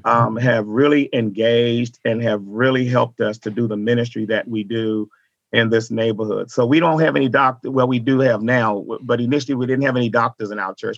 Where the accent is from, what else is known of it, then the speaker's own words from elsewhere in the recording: Washington, District of Columbia, United States; moved away as an adult; now in Dallas, United States; I was born in Washington, D.C.